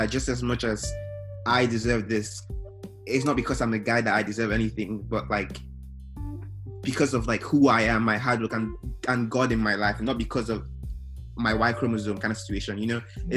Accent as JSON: {"language": "English", "region": "Imo", "country": "Nigeria", "tie": "born or raised there", "moved": "yes", "lives_now": "Texas, United States", "said": "Growing up in Nigeria"}